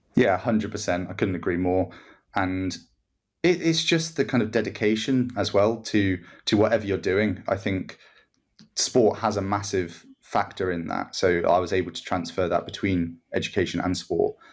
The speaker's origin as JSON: {"language": "English", "country": "Guernsey", "said": "I'm from Guernsey, so I go and represent Guernsey"}